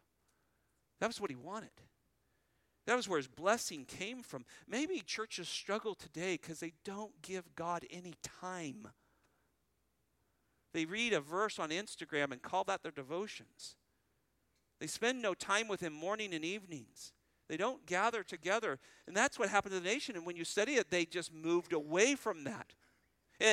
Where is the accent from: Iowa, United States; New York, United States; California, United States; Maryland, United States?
California, United States; moved away; I was raised in California